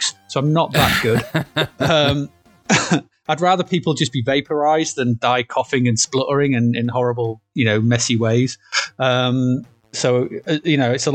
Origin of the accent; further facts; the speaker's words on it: United Kingdom; we're from Britain